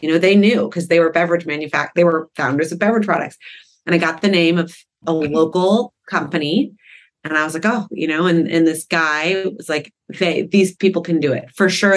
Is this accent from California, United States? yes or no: yes; Malibu, California, United States; growing up in Malibu